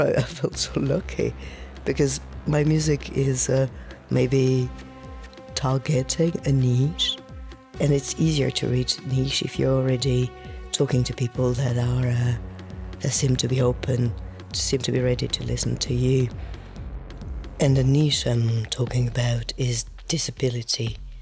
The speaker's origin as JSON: {"language": "English", "town": "Marseille", "region": "Provence-Alpes-Côte d'Azur", "country": "France", "second_language": "English", "said": "I come from Marseille, it's in the south of France"}